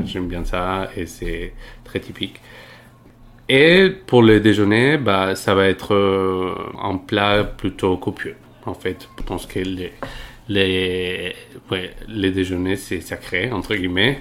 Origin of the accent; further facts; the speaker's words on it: Medellín, Antioquia, Colombia; French is a second language; moved away as an adult; now in Paris, France; je viens de, de Medellín, donc c'est la deuxième ville de Colombie